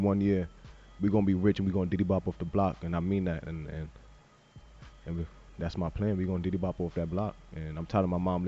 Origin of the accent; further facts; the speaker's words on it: New York, United States; I'm from New York